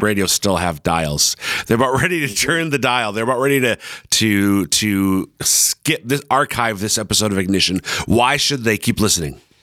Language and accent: English; Minnesota, United States; now in Sioux Falls, United States; I'm from Minnesota